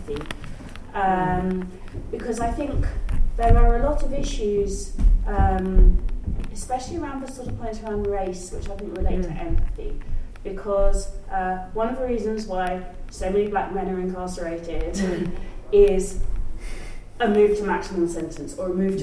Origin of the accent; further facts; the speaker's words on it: United Kingdom; I'm British